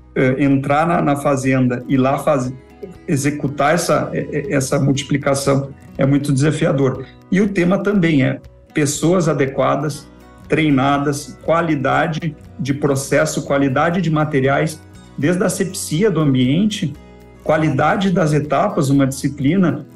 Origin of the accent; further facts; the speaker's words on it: Porto Alegre, Rio Grande do Sul, Brazil; moved away as an adult; sou nascido no Rio Grande do Sul, Porto Alegre. É, vivi lá desde o nascimento até os 23 anos, região metropolitana, Porto Alegre, Canoas, aquela região ali